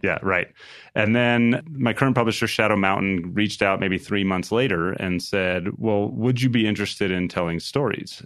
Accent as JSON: {"language": "English", "region": "New Mexico", "country": "United States", "tie": "born or raised there", "said": "grew up in a home in a little town in New Mexico."}